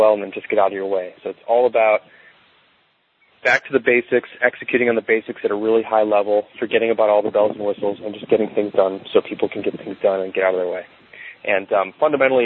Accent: Chicago, Illinois, United States; also born or lived in Arizona; I'm from Chicago, and I figured I'd end up back here in Chicago

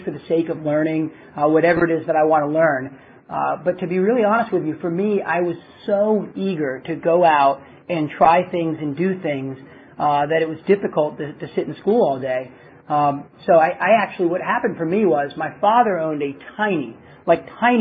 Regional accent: Baltimore, Maryland, United States; I grew up in Baltimore, Maryland

